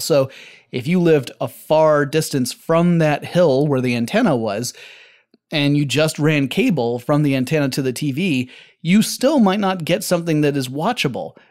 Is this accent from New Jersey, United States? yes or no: no; Atlanta, Georgia, United States; Atlanta, Georgia, my hometown.